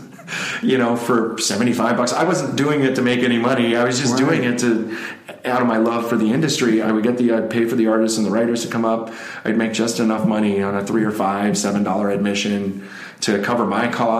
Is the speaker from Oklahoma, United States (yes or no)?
no; West Palm Beach, Florida, United States; moved away as an adult; now in Alaska, United States; I grew up in South Florida